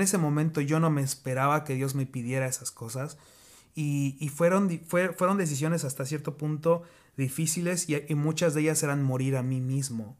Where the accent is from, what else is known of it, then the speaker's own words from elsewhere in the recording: Mexico; moved away as an adult; also born or lived in Kansas City, United States; now in United States; Soy mexicano, pero ya llevo cinco años acá